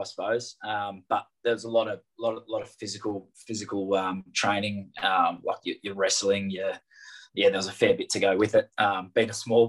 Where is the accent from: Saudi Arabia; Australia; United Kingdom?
Australia; Wagga Wagga, New South Wales; I was born and bred in Wagga.